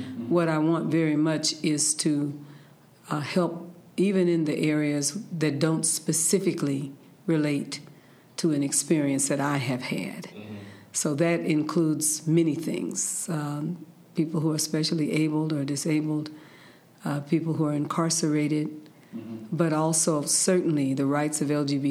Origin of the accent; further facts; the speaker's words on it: San Francisco, California, United States; I'm from San Francisco mm-hmm. in California, and the humongous San Andreas Fault that runs mm-hmm. through the center of California. And so I was raised around earthquakes